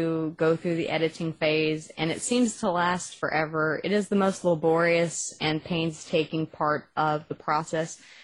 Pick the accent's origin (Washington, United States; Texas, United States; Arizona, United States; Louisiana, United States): Texas, United States; accent: Texas; my Texas accent